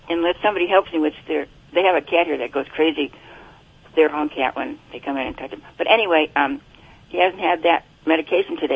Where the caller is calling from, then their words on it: Buena Park, California, United States; Uh, Buena Park, California.